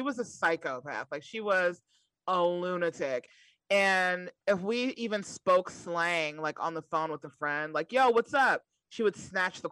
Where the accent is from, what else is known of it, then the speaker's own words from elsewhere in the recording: New York, United States; I was growing up in New York